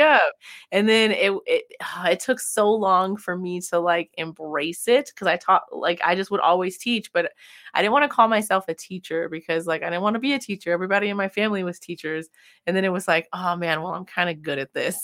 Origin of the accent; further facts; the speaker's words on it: California, United States; moved away as an adult; also born or lived in Midwest; I grew up in California and there's lots of sunshine